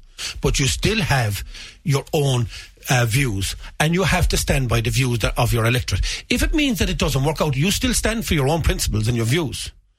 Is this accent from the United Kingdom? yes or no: no; County Limerick, Ireland; he's from County Cork, I'm from County Limerick, and I represent the views of County Limerick.